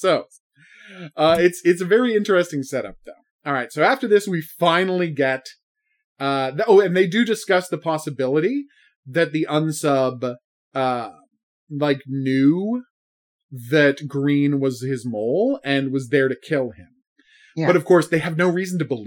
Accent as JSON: {"language": "English", "country": "Canada", "said": "I'm Canadian"}